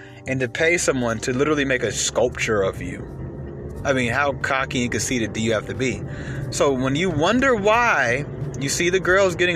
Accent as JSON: {"language": "English", "country": "United States", "said": "we're American"}